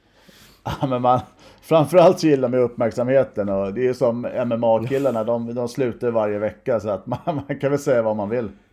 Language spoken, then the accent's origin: Swedish; Stockholm, Stockholm County, Sweden; also born or lived in Huddinge; Jag är ju från Sätra så jag är ju Mälarhöjden Breding bo från början